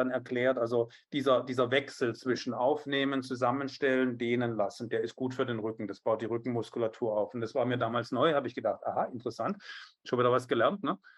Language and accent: German; Biberach an der Riss, Baden-Württemberg, Germany; also born or lived in Stuttgart; ich bin in Stuttgart geboren und in Biberach an der Riss aufgewachsen.